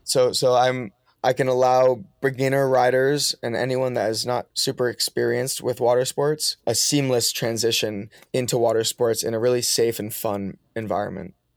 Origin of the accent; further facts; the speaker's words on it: Massachusetts, United States; also born or lived in Maine; I grew up in Massachusetts going to school